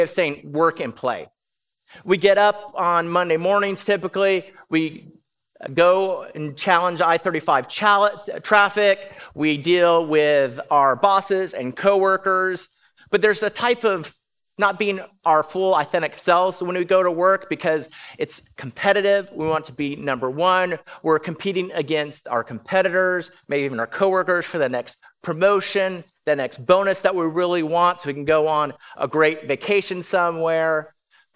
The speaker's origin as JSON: {"language": "English", "region": "California", "country": "United States", "tie": "born or raised there", "moved": "yes", "lives_now": "Round Rock, United States", "said": "I was born in California"}